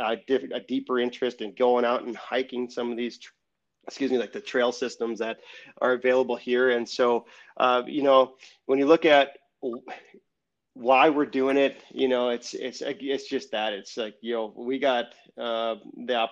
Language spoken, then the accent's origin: English; Rochester, Minnesota, United States; moved away as an adult; also born or lived in Guam; now in South Dakota, United States; growing up in Minnesota, that's a pretty outdoorsy place, but I grew up in Rochester